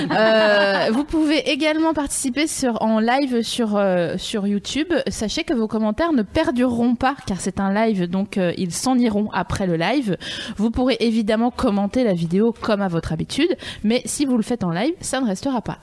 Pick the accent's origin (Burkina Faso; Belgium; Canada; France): France; Vosges, Grand Est; je viens des Vosges